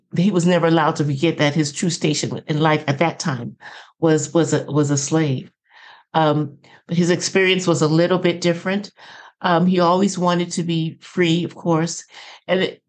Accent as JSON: {"language": "English", "town": "Los Angeles", "region": "California", "country": "United States", "tie": "born or raised there", "also_born_or_lived": "New Orleans, Louisiana", "said": "I grew up in the Los Angeles area"}